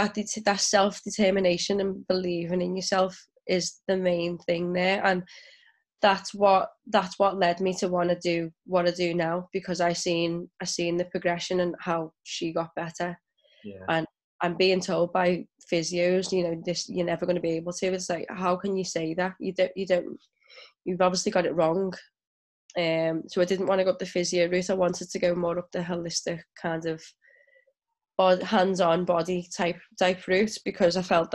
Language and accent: English; England, United Kingdom; also born or lived in Ukraine / Ghana; so I'm mixed race and then my mum's white, my dad is black. And I grew up in England, the Ukraine and Ghana.